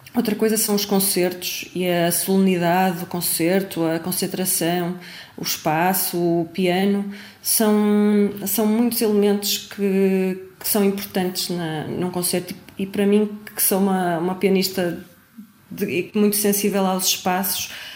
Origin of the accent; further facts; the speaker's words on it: Braga, Norte, Portugal; de Braga, de onde eu sou